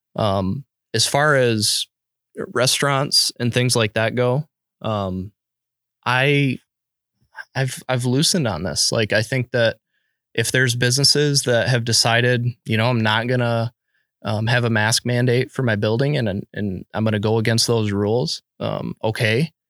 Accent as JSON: {"language": "English", "country": "United States", "said": "as an American"}